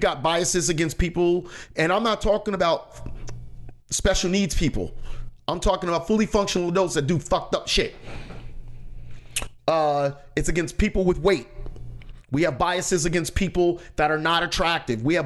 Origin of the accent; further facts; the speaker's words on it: United States; I'm an American. I was born, I was raised here